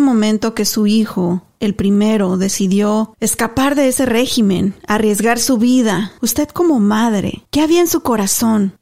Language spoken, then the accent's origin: Spanish; Mexico; now in United States; Yo soy mexicana